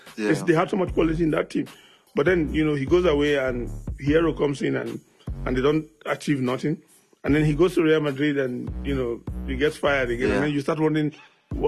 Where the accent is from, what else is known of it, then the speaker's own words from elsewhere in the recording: Nigeria; I'm Nigerian